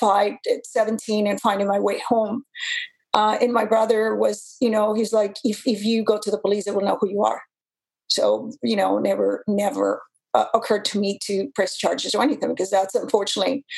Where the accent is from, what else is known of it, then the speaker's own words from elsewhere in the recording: Mexico; moved away as an adult; also born or lived in Japan; now in Canada; growing up in the lands of the cartels